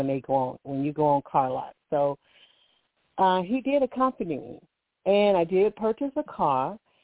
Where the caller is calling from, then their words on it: Alabama, United States; I'm calling from Alabama.